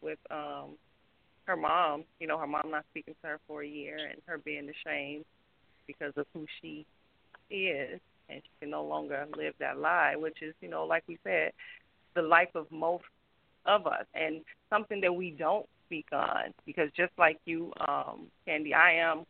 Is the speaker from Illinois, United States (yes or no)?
yes; Chicago, Illinois, United States; also born or lived in New York; I'm from Chicago